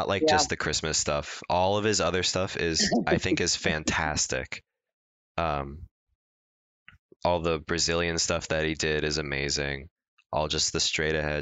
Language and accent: English; Long Beach, California, United States; I'm from Long Beach, California